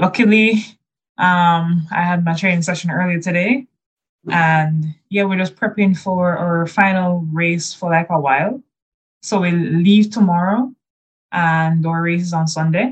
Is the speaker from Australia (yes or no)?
no; Kingston, Jamaica; I'm from Kingston, Jamaica.